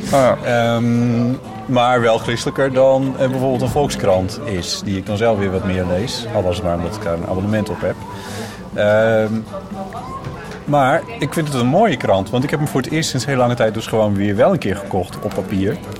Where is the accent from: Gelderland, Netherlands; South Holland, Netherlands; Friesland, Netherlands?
Friesland, Netherlands; now in Amsterdam, Netherlands